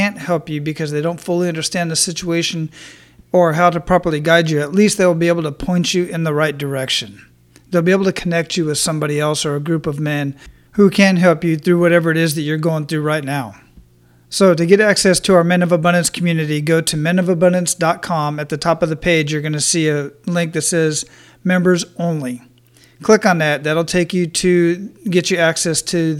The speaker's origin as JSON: {"language": "English", "town": "Phoenix", "region": "Arizona", "country": "United States", "tie": "born or raised there", "moved": "as an adult", "said": "I was born and raised in Phoenix, Arizona, and stayed there till I was 20."}